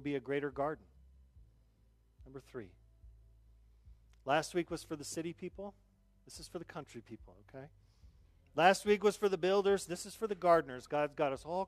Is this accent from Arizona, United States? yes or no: yes; Southern Arizona, United States; now in South Dakota, United States; I grew up on Mars, or also known as Southern Arizona